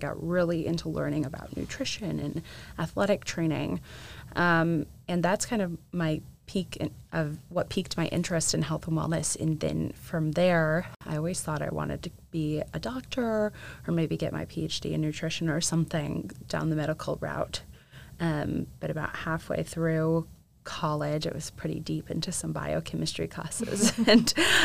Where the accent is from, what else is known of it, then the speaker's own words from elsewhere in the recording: St. Charles, Illinois, United States; moved away as an adult; now in Nashville, United States; I grew up outside of Chicago in a suburb called St. Charles